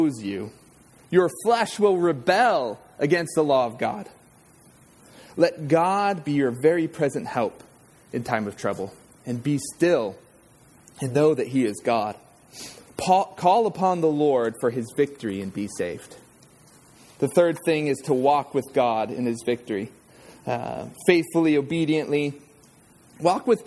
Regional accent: Southern California, United States; I grew up in Southern California

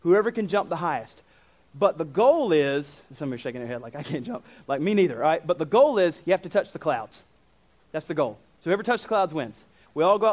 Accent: United States; I'm American

